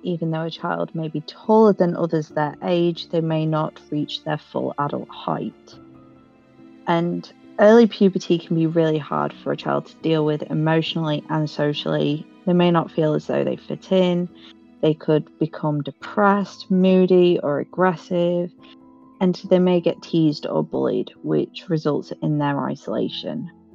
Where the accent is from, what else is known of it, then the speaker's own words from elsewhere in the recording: United Kingdom; we're British.